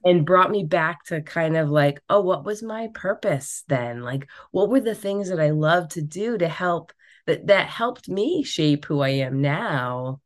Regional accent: Rhode Island, United States; I grew up in Rhode Island

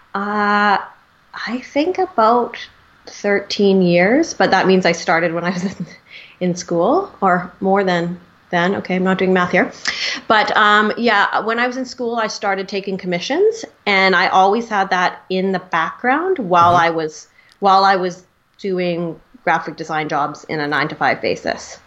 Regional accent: Vancouver, British Columbia, Canada; I am from Vancouver

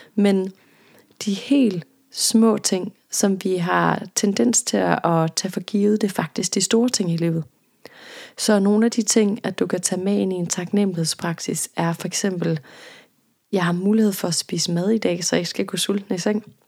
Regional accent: Jutland, Denmark; jeg er jøde, og der hvor jeg kommer fra, der gik man til halvbal, da man var teenager

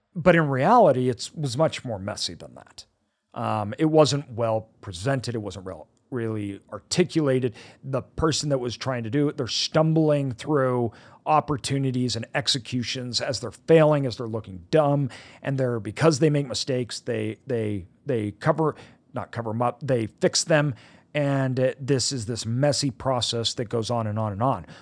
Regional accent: United States; I was born in America

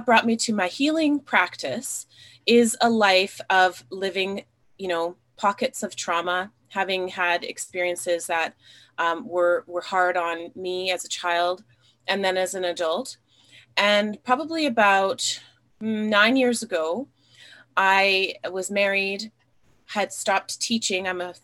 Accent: Alberta, Canada; I grew up here in Alberta, Canada. I grew up in a small town in a mixed race family.

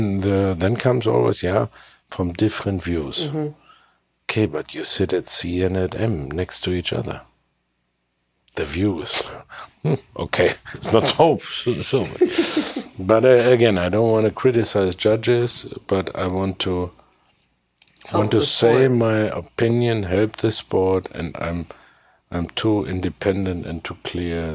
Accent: Germany; English is a second language; my English, I'm from Germany, it's not good enough.

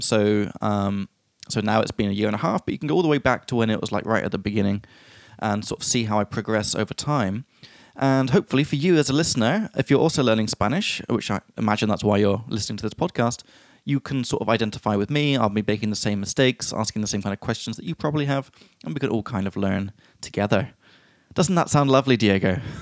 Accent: England, United Kingdom; from England

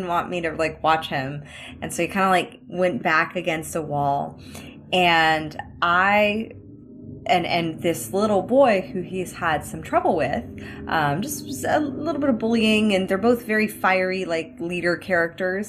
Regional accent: United States; I'm American, so I come from a different country

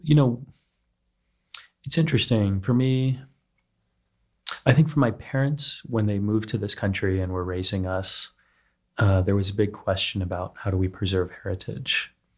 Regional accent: Texas, United States; now in New York City, United States; when I was growing up in Texas

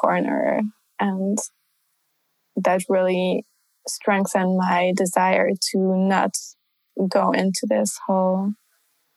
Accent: Budapest, Hungary; moved away as an adult; now in Paris, France; coming from Budapest, like Eastern Europe

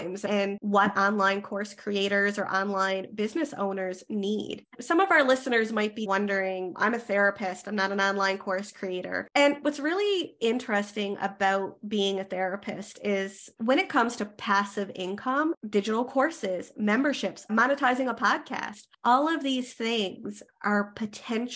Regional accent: Canada; I am a Canadian social worker

